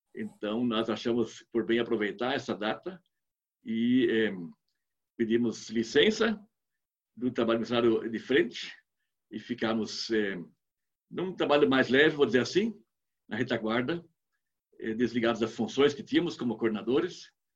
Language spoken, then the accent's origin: Portuguese; Rio Grande do Sul, Brazil; moved away as an adult; also born or lived in Angola / South Africa; eu sou do Rio Grande do Sul, ela é do Paraná, somos aqui do sul do Brasil